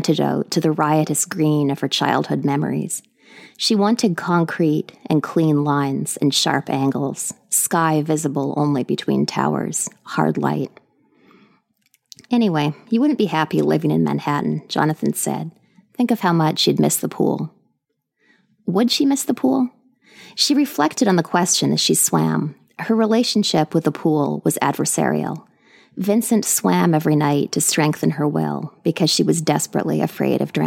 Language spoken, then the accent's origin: English; British Columbia, Canada; now in New York City, United States; I'm speaking to you today from New York City, but I'm originally from Canada, from British Columbia.